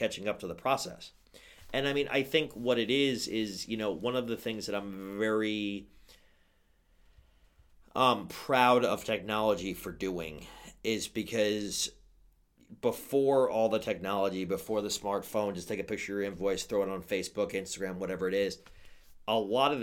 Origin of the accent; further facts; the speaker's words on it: New York, United States; I don't come from New Jersey. I come from New York